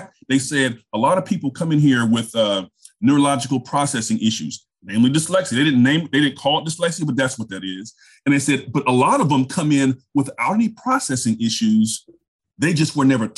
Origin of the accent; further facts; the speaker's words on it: Richmond, California, United States; moved away as an adult; also born or lived in South Carolina; I grew up in Richmond, California, which is basically right next to Oakland